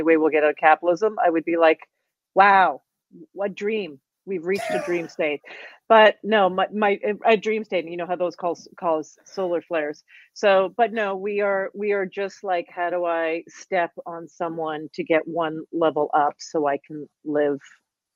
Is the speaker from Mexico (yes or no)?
no; Canada; I consider myself like probably as a Canadian as well